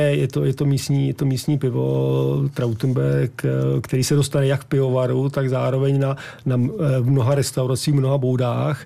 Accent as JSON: {"language": "Czech", "region": "Prague", "country": "Czechia", "moved": "as an adult", "lives_now": "Malá Úpa, Czechia", "said": "Já jsem z Prahy, ale manželku mám vyrůstající v Peci"}